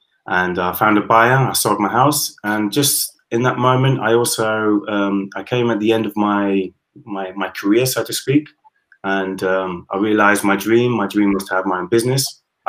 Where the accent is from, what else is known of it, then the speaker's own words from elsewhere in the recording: United Kingdom; now in Spain; I am British, Caribbean, half German. And yeah, I've lived in Spain for the last 20 years.